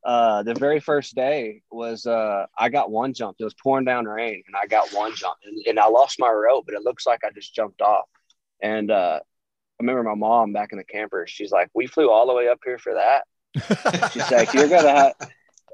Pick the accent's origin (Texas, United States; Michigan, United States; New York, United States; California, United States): Texas, United States; Houston; it was just my hometown. And so I remember growing up going to the Astrodome